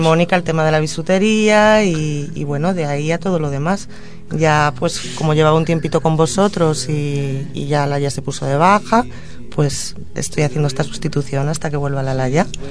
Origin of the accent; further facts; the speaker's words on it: Madrid, Community of Madrid, Spain; also born or lived in Catalonia; now in Tordera, Spain; si tengo que contestar el origen desde la infancia, pues de Madrid, pero me considero catalana